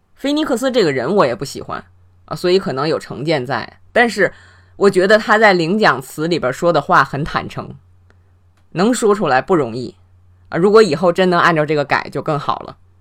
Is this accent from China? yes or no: yes; China; 我们中国人